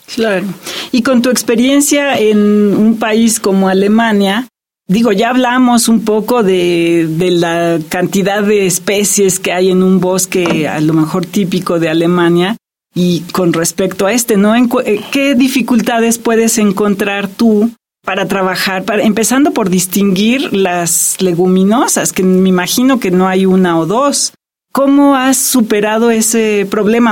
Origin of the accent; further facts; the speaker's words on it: Mexico; somos mexicanos